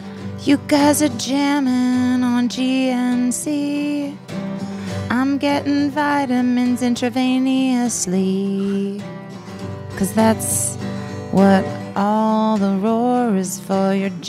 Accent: Katy, Texas, United States; I'm from Texas.

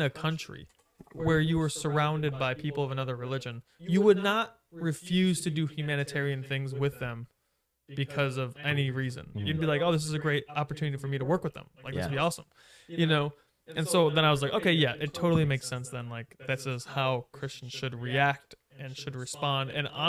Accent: United States; growing up in America when I was 5

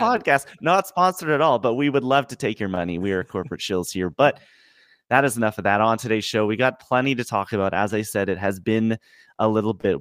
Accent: Canada; I'm Canadian

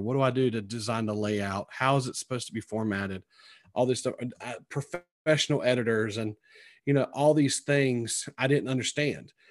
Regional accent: Sampson County, North Carolina, United States; accent: twangy; moved away as an adult; also born or lived in Greenville, North Carolina; now in Virginia, United States; you can tell by my accent, it's very twangy, 'cause I'm, I'm originally from Sampson County, which is, you know, south of Raleigh.

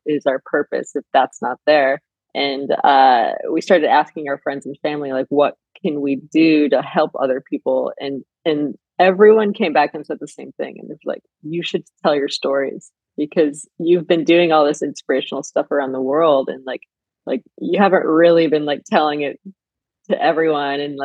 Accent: Flint, Michigan, United States; moved away as an adult; now in Los Angeles, United States; I grew up in Flint, Michigan

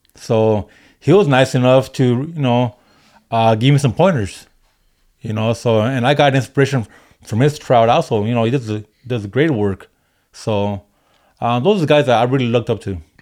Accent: Maywood, California, United States; moved away; also born or lived in Highland Park, Los Angeles; I grew up in L A, uh, in the early eighties. Uh, I grew up in Maywood.

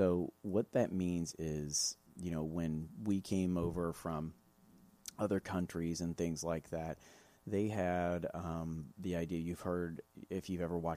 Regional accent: Midwest, United States; being a Midwesterner

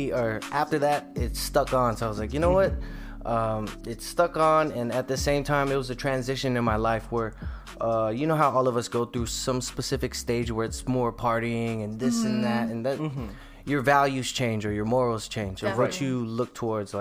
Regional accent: Philippines; we're Filipinos, so rhythm is in our blood.

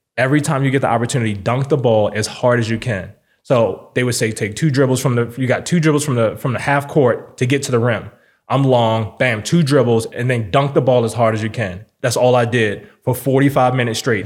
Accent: Baltimore, Maryland, United States; now in Las Vegas, United States; I'm from Baltimore City

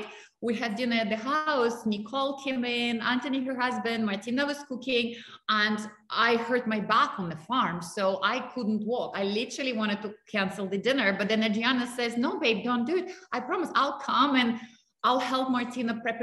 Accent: Russia; moved away; I grew up in Russia.

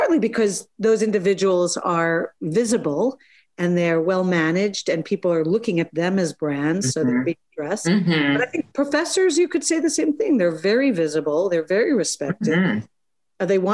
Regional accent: United States; I'm American.

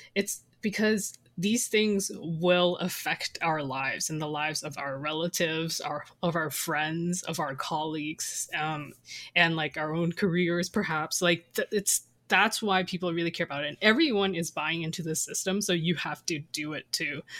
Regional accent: Canada; also born or lived in Taiwan; after years of, like, growing up in Canada

